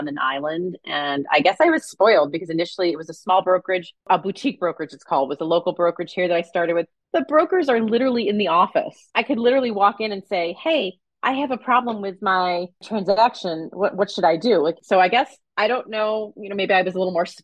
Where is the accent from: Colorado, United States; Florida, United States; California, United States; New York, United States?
New York, United States; moved away; my hometown, New York